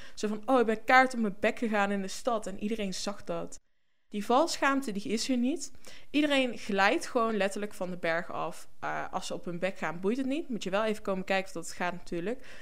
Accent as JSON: {"language": "Dutch", "region": "North Brabant", "country": "Netherlands", "moved": "as an adult", "lives_now": "Norway", "said": "voor mij als Brabander"}